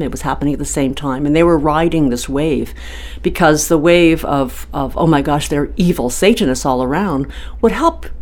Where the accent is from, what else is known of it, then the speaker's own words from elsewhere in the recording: San Diego, California, United States; my hometown of San Diego